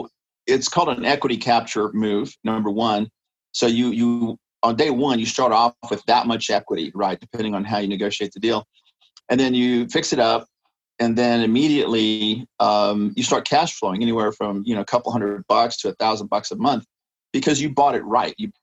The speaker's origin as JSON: {"language": "English", "town": "San Antonio", "region": "Texas", "country": "United States", "tie": "born or raised there", "lives_now": "Austin, United States", "said": "I grew up in San Antonio"}